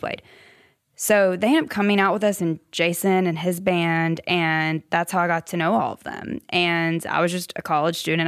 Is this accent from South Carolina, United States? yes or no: yes; Simpsonville, South Carolina, United States; moved away as an adult; now in Nashville, United States; Greenville, the upstate. Simpsonville, really.